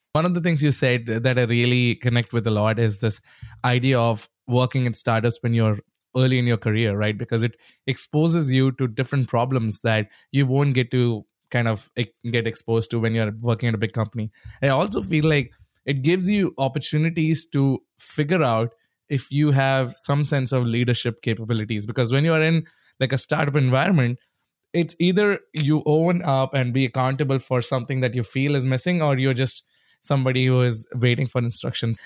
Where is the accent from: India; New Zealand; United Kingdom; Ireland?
India; moved away; growing up in India, that was the only place we had some sort of internet access